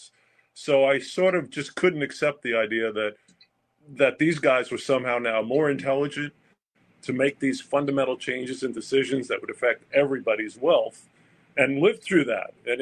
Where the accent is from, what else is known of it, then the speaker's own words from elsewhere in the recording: Long Island, New York, United States; moved away as an adult; also born or lived in Southern California / Hilton Head; Long Island was a great place to grow up